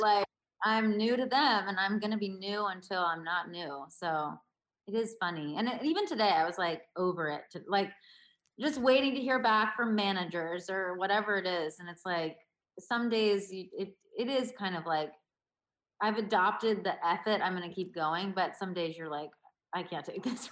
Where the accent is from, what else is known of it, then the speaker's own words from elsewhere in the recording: Baltimore, Maryland, United States; growing up in Baltimore